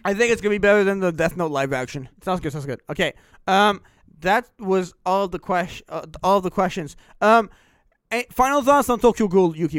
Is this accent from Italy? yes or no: no; Canada